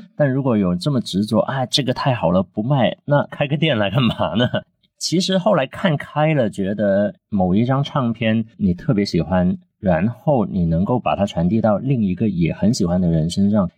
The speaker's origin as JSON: {"language": "Chinese", "town": "Guangzhou", "region": "Guangdong", "country": "China", "tie": "born or raised there", "also_born_or_lived": "Shanghai", "second_language": "Chinese", "moved": "as an adult", "lives_now": "Guangzhou, China", "said": "因为我们小时候在广州就特别流行在商场里面有那种电台直播间"}